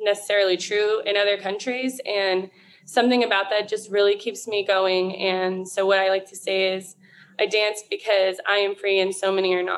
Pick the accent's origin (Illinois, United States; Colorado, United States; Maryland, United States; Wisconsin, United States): Colorado, United States; I'm actually a native in Colorado